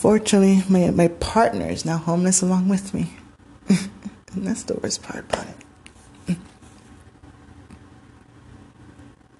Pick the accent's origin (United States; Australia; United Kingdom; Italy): United States; Homestead, Florida; moved away; my from home from Miami, Florida, Homestead. You know, we're from Homestead